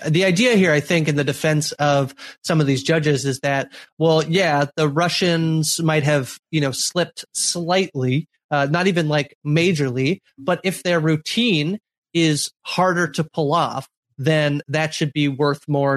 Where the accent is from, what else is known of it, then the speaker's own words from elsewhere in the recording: Canada; as a Canadian